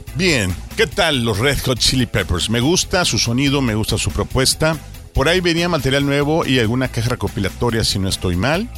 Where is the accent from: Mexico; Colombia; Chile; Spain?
Mexico; aquí, en mi tierra